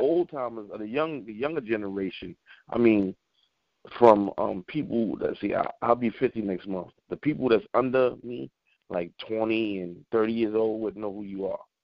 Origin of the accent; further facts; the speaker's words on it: New York City, New York, United States; we're from Brooklyn